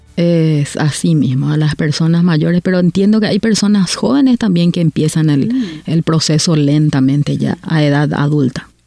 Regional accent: Paraguay; moved away as an adult; now in Canada

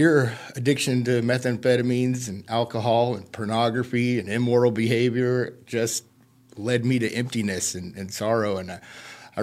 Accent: California, United States; now in Grants Pass, United States; I'm originally from California, and I was raised in a upper middle class house, loving parents.

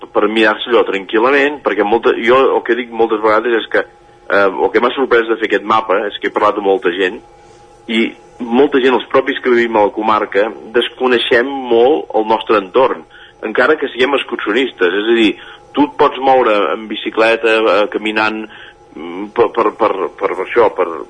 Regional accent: Manlleu, Catalonia, Spain; jo sóc de Manlleu

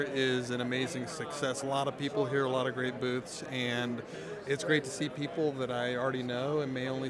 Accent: Ankeny, Iowa, United States; I'm from Ankeny, Iowa.

